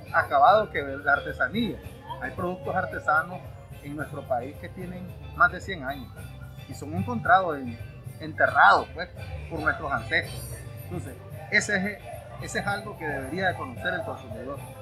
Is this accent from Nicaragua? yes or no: yes; Masaya, Nicaragua; now in Managua, Nicaragua; somos oriundos de Masaya. Ya actualmente residimos en Managua